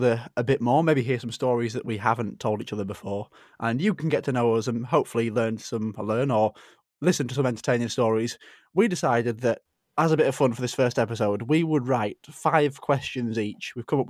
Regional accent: Yorkshire and the Humber, United Kingdom; Cricket, I'm a Yorkshire boy.

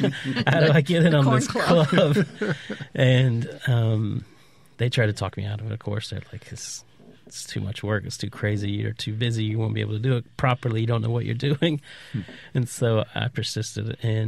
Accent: Appalachia, United States; also born or lived in Low Country; And so I grew up in Appalachia and spent a huge chunk of my life in the Low Country.

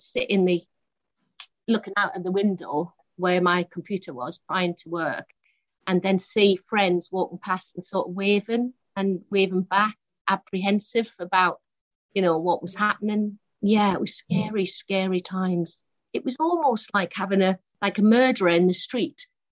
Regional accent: Newcastle upon Tyne, North East England, United Kingdom; moved away as an adult; now in London, United Kingdom; I'm from Newcastle originally, born in Newcastle, and left for London when I was 20

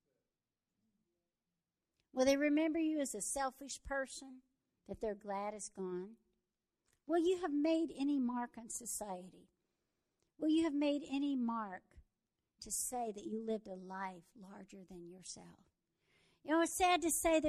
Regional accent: Texas, United States; I am a Texan

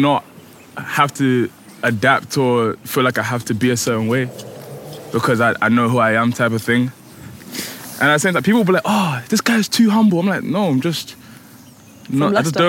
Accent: Leicester, East Midlands, United Kingdom; now in London, United Kingdom; It was fun. I mean, I'm saying was, like, it's past tense. I still go back.

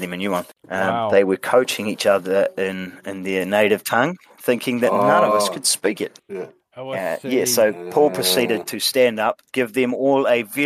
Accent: New Zealand; I was the only actual Kiwi

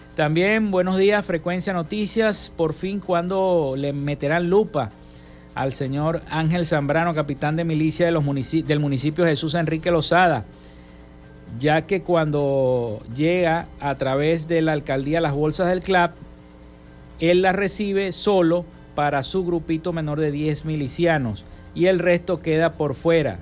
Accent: Venezuela; nuestro país, en nuestro estado, en nuestra entidad. Venezuela

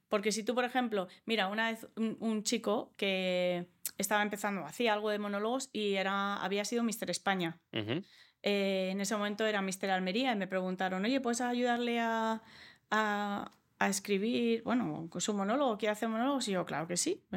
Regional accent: Australia; first language English; Spanish is a second language; also born or lived in United States; now in Spain; yo como me crié en Australia y he vivido en Estados Unidos, hablo inglés antes que español. Yo aprendí español a los 10 años

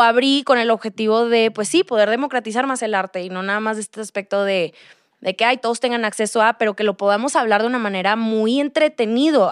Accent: Monterrey, Nuevo León, Mexico; moved away as an adult; now in Mexico City, Mexico; soy de Monterrey y me vine a vivir a Ciudad de México como hace un año y medio

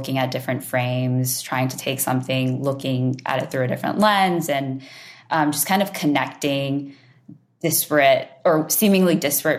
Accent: Houston, Texas, United States; I am a girl from Texas. I grew up in Houston.

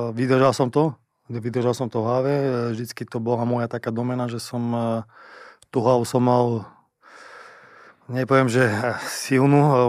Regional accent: eastern Slovakia, Slovakia; accent: East Slovak; moved away as an adult; also born or lived in Liverpool, England / Russia; Ja som sám z východu, takže viem, ako to je, keď začnem rozprávať po východňarsky

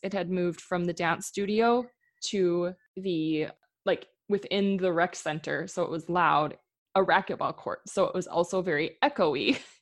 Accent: Midwest, United States; moved away as an adult; also born or lived in Minnesota; now in Oregon, United States; growing up in the Midwest

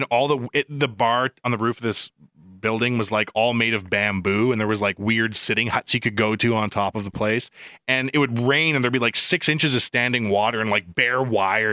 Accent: Canada

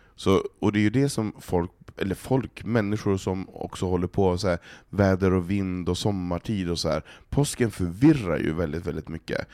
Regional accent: Norrland, Sweden; now in Stockholm, Sweden; som norrlänning

